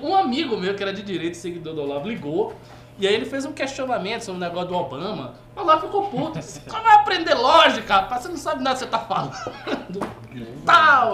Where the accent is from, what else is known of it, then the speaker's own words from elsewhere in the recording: Northeast Region, Brazil; eu sou nordestino, eu sou muçulmano